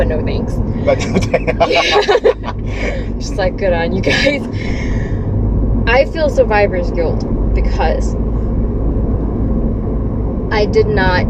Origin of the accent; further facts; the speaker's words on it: Malaysia; I was born and raised in Malaysia, registered as Indian, but I don't really pass off as one